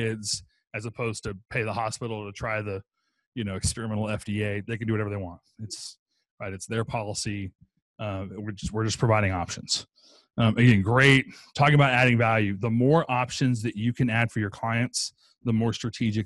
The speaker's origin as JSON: {"language": "English", "region": "Texas", "country": "United States", "said": "I'm from Texas"}